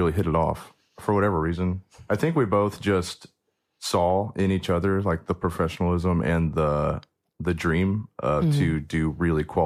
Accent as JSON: {"language": "English", "area": "Brown County", "region": "Indiana", "country": "United States", "lives_now": "Bloomington, United States", "said": "I'm originally from Brown County"}